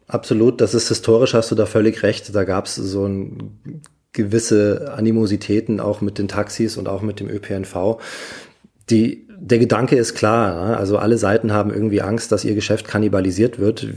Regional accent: Munich, Bavaria, Germany; Ich persönlich als Münchner

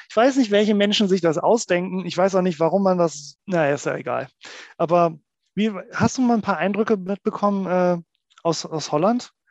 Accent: Oldenburg, Lower Saxony, Germany; Ich komme ja zum Beispiel aus Oldenburg und in Oldenburg hat ja eine relativ gute äh, Fahrradinfrastruktur im Norden.

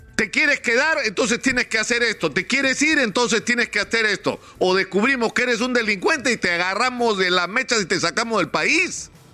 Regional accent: Peru

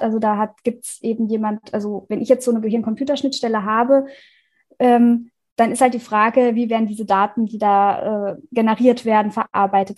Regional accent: Rhineland-Palatinate, Germany; Ich komme aus der Pfalz

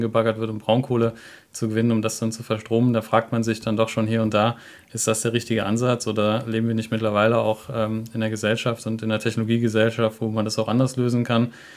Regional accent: Grevenbroich, North Rhine-Westphalia, Germany; bin ich in Grevenbruch groß geworden

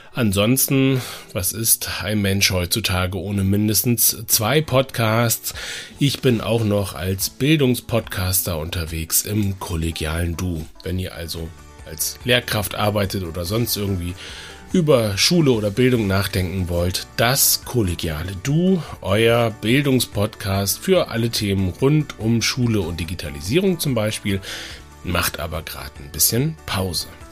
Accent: Bremen, Germany; also born or lived in Dresden / Hamburg; Bremen ist im Grunde ja so meine Heimat

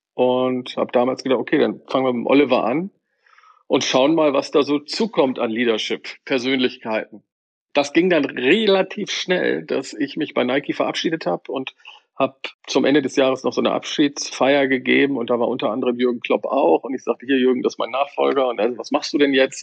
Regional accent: Bremen, Germany; wenn ich mit meinem Vater im Weserstadion war, äh, als, als Bremer und Werder-Fan

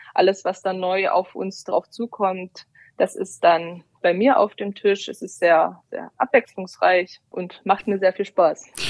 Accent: Brandenburg, Germany; moved away as an adult; also born or lived in Dresden; Ich komme ursprünglich aus Brandenburg

